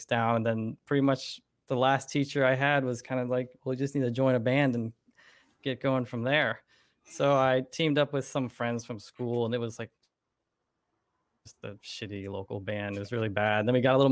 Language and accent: English; Florida, United States; I was born and raised in Florida